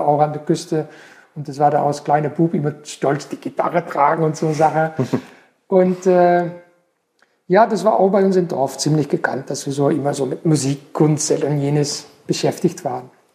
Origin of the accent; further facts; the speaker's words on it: Belgian coast, Flanders, Belgium; now in Pforzheim, Germany; ich bin am, in Belgien am Meer aufgewachsen